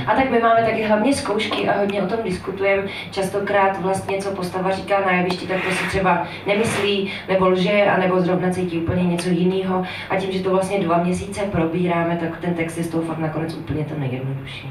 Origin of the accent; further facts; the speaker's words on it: Veřovice, Moravian-Silesian Region, Czechia; moved away as an adult; now in Prague, Czech Republic; je to taková malá vesnice, která se jmenuje Veřovice a je kousek od Frenštátu pod Ranhoštěm, Kopřivnice, Nového Jičín a, a tak dál. Říká se tomu Lašsko